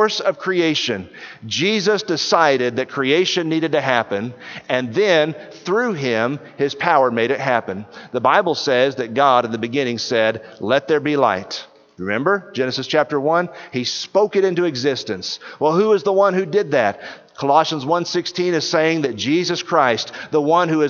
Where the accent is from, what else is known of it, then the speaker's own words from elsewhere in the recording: East Texas, United States; I grew up in East Texas